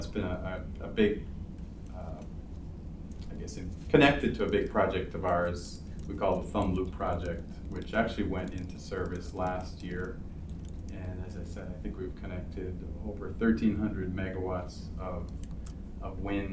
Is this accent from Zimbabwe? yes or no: no; Toronto, Ontario, Canada; now in Ann Arbor, United States; I grew up in Toronto.